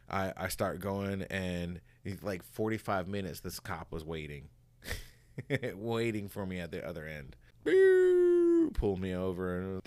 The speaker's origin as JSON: {"language": "English", "region": "Hawaii", "country": "United States", "said": "I'm coming from Hawaii too, so I didn't know like all this underlying bullshit."}